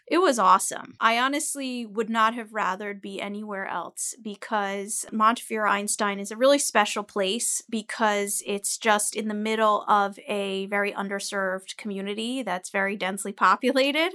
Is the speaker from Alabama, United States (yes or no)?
no; Teaneck, New Jersey, United States; also born or lived in New York City; I come from Teaneck, New Jersey